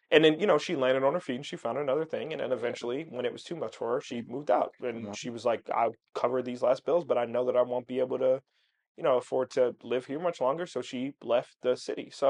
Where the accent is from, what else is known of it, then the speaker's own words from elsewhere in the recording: Maryland, United States; also born or lived in New Jersey / Pennsylvania; now in Chicago, United States; I'm from Maryland initially